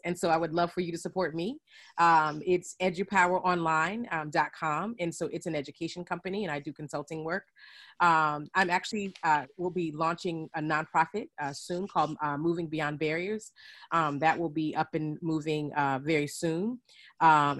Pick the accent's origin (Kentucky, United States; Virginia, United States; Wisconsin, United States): Virginia, United States; now in Westfield, United States; I live in Westfield, New Jersey. Currently, I'm originally from Virginia